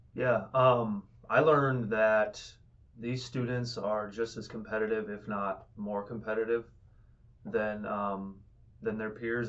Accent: Fort Madison, Iowa, United States; I'm from Fort Madison, Iowa

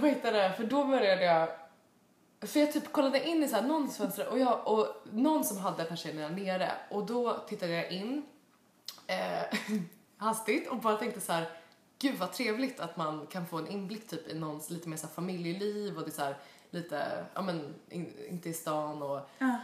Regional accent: Sweden; now in United States; hemma i Sverige

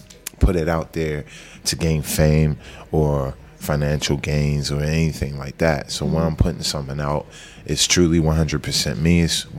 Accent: Philadelphia, Pennsylvania, United States; From Southwest Philly, 58th Street.

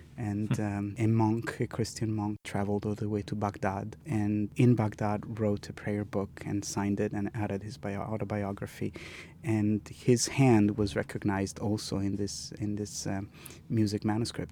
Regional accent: Milan, Lombardy, Italy; I grew up in Milan

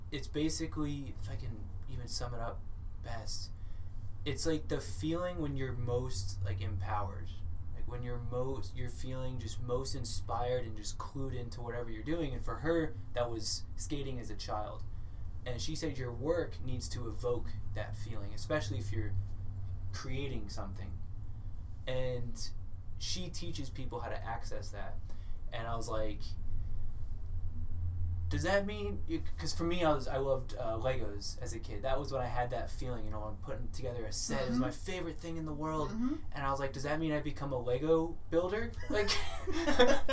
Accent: Florida, United States; also born or lived in Thailand; now in Portland, United States; I grew up in Florida, lived in Thailand for a few years, and I've been here.

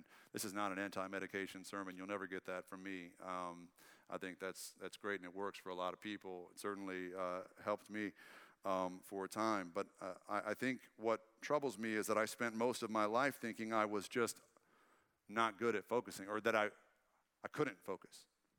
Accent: Red Lick, Texas, United States; because we grew up in Red Lick and there's not really an opera to speak of in Red Lick, Texas.

